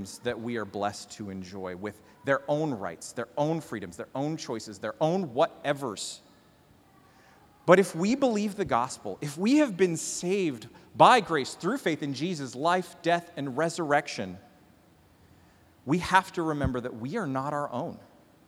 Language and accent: English; Canada; now in United States; As a Canadian living here in America land